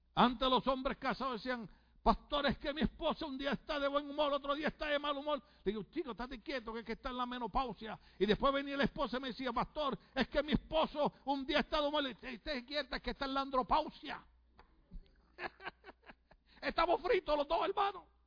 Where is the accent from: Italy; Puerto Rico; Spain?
Puerto Rico; moved away; decimos en mi país